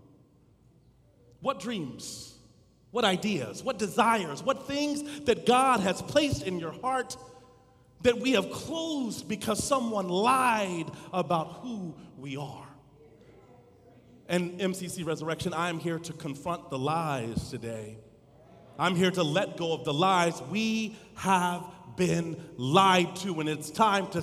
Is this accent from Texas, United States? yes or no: yes; Dallas, Texas, United States; As a kid growing up in Dallas, Texas